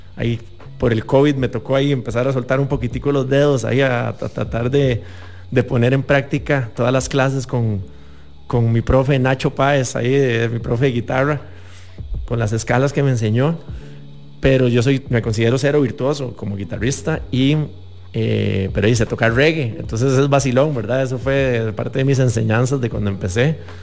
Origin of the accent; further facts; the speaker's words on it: San José, Costa Rica; yo no soy de Limón, pero me siento igual de orgulloso siendo acá de San José